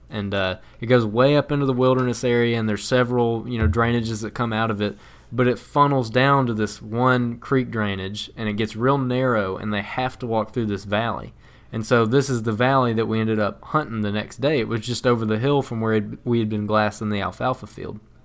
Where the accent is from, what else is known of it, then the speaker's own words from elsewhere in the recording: the South, United States; growing up in the South